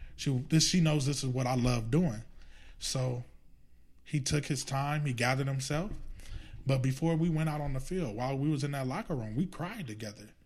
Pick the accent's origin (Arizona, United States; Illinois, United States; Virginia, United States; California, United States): California, United States; Los Angeles; I grew up around Dorsey